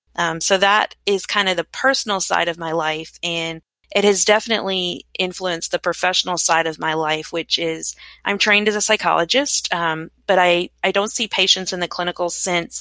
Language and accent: English; Frankfort, Kentucky, United States; I was born in Frankfort, Kentucky